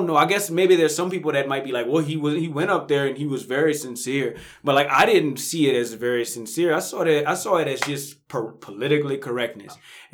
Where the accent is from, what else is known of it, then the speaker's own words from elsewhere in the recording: Kentucky, United States; I went to Kentucky. I'm from Kentucky.